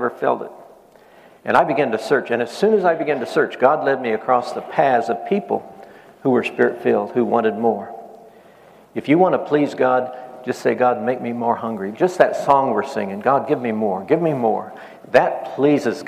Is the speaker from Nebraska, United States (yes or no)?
yes; Nebraska, United States; I grew up in Nebraska. I grew up in a farm